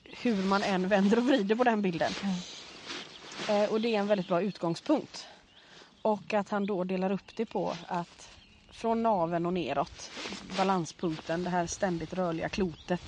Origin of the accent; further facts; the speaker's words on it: Gothenburg, Västra Götaland, Sweden; när jag växte upp i Göteborg